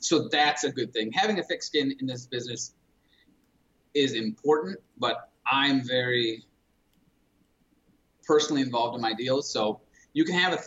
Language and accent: English; Detroit, Michigan, United States; moved away as an adult; I'm originally, and my wife as well, we're originally from the Metro Detroit area